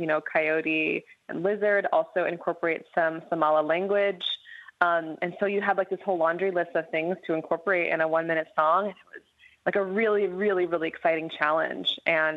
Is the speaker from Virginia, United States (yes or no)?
no; New York City, New York, United States; I grew up in the musical theater, actually. I grew up in New York City, and I grew up doing a lot of theater, a lot of theatrical kind of music.